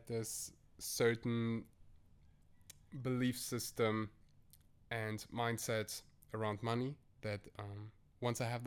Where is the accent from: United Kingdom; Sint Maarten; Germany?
Germany; I am born and raised in Germany. My family came all the way from Uzbekistan to Germany